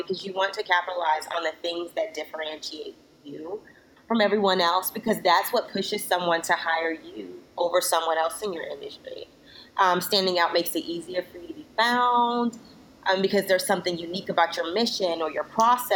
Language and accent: English; Florida, United States; now in Washington, D.C., United States; I'm originally from Florida. I live in the D.C. area now